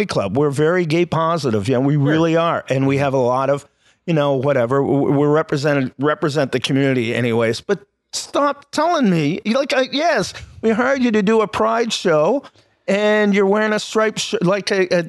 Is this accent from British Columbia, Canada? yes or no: no; Ottawa, Ontario, Canada; also born or lived in Elliott Lake; I've lived all over Canada, but I grew up in Ottawa